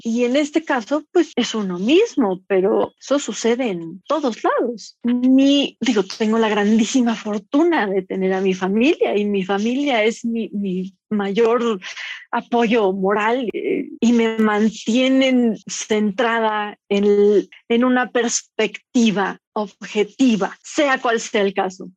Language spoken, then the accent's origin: Spanish; Mexico; como mujer, como mexicana, joven